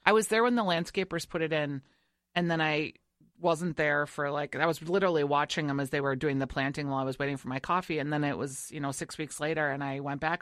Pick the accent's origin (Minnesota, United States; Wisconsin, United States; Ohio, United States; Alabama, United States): Minnesota, United States; I am from Minnesota